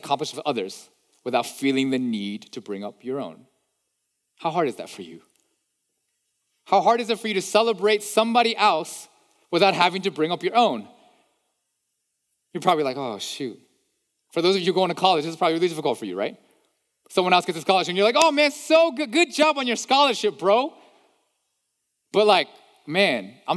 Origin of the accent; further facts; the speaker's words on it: East Coast, United States; moved away; I'm from the East Coast. I talk fast.